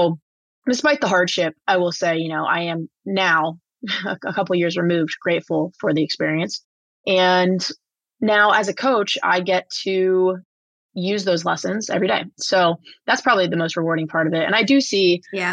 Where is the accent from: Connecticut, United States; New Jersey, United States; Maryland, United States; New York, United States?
New Jersey, United States; I played super competitive club soccer growing up in New Jersey